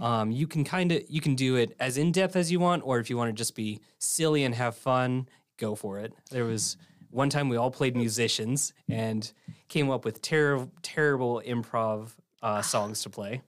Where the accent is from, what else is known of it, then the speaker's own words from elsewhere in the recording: Illinois, United States; now in Ridgecrest, United States; So I came from Illinois, um, in the mid-, in the middle of the Midwest, Corn Belt, everything.